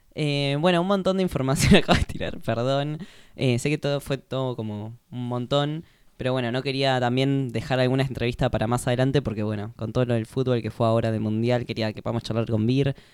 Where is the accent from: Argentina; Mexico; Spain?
Argentina; así somos los argentinos